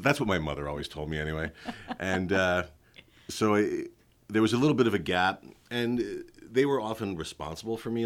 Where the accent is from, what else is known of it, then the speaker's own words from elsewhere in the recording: New York City, New York, United States; moved away; also born or lived in Westchester County, New York; I was born and raised in East Flatbush, Brooklyn, the youngest of three sons. Okay. And uh, we moved to the suburbs when I was in elementary school